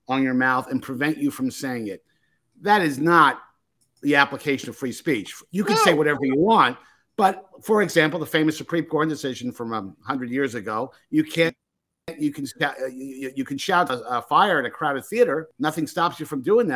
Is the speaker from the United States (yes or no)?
yes; United States; I grew up in New Jersey and New York